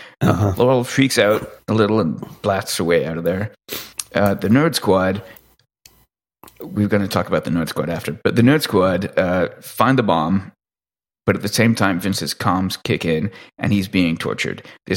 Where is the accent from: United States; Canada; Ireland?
Canada; as a Canadian